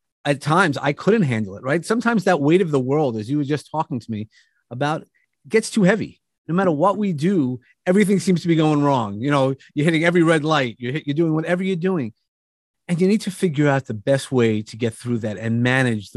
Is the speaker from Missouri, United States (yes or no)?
no; New York, United States; I come from New York